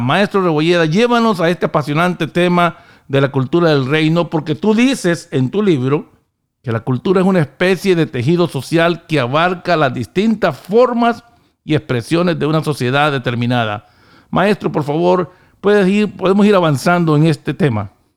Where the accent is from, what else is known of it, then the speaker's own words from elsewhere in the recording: Honduras; now in United States; yo venía con la cultura hondureña